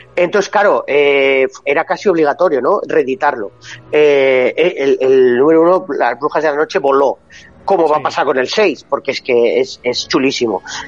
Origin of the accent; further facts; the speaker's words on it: Basque Country, Spain; Que soy vasco